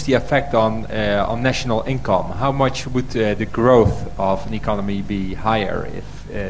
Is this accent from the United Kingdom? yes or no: no; Netherlands; I'm a journalist from the Netherlands here.